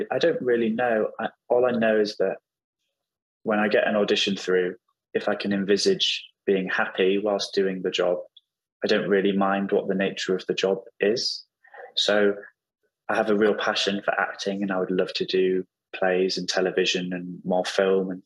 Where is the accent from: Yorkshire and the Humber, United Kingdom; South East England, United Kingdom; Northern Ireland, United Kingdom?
Yorkshire and the Humber, United Kingdom; York; now in London, United Kingdom; My family are all in York, in the northeast of England